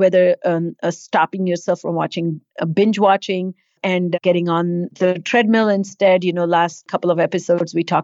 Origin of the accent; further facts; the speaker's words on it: India; moved away; not growing up in India